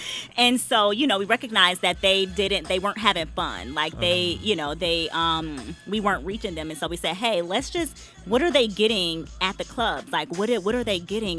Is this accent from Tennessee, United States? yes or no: no; Detroit, Michigan, United States; moved away; also born or lived in DMV area; I'm from Detroit